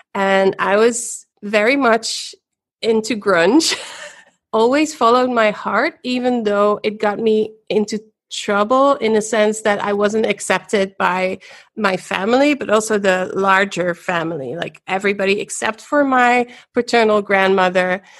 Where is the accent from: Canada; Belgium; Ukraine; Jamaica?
Belgium; Ghent, Flanders; I was born in Ghent, in Belgium, daughter of a Belgian mother and a Dutch father.